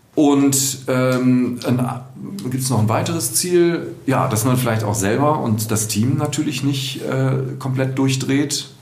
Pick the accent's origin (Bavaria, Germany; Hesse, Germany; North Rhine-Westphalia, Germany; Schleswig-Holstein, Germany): North Rhine-Westphalia, Germany; Düsseldorf; moved away as an adult; now in Cologne, Germany; ich bin in, in Düsseldorf geboren, 1970, auch hier in Düsseldorf aufgewachsen, zur Schule gegangen